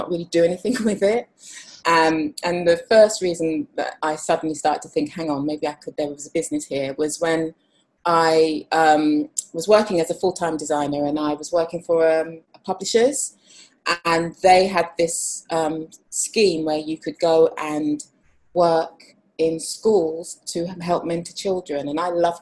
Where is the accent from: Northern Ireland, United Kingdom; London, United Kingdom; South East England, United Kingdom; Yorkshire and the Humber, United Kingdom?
London, United Kingdom; I'm a graphic designer, creative writer and I also illustrate and I'm from London.